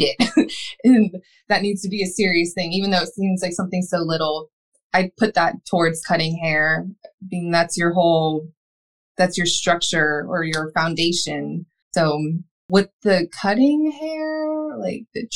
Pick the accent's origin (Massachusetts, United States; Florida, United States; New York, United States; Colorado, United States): Florida, United States; Atlantic Beach; also born or lived in Jacksonville, Florida; I'm from Jacksonville, Florida. I grew up in Atlantic Beach